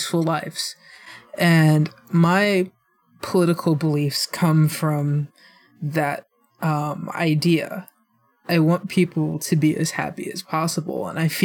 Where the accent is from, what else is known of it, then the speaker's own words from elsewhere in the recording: Illinois, United States; I'm from Illinois